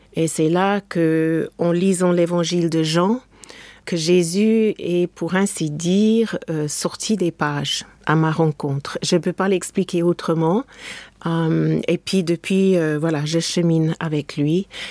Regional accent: England, United Kingdom; French is a second language; now in France; mon pays natal, l'Angleterre

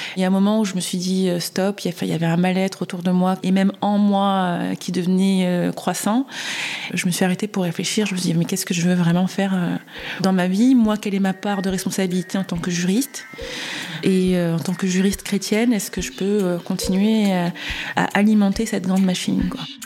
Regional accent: Réunion; j'ai grandi à La Réunion

